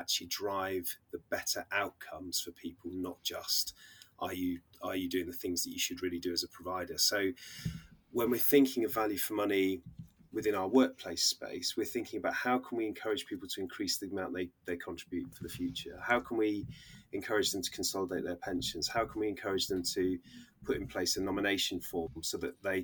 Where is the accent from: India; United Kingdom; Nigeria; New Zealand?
United Kingdom; Oxfordshire, South East England; moved away as an adult; now in Bristol, United Kingdom; I was born in Oxfordshire, but have been sort of down the Bristol way since moving to university